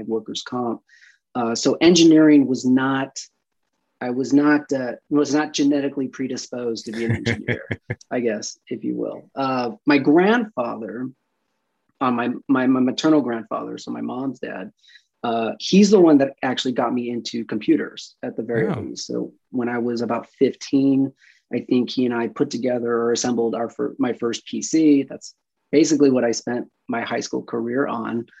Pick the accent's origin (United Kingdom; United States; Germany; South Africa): United States; Santa Clarita, California; moved away as an adult; also born or lived in Burbank / Los Angeles / Redondo Beach; now in San Francisco Bay Area, United States; I was born in Burbank, and then right around the time I was three, I moved to Santa Clarita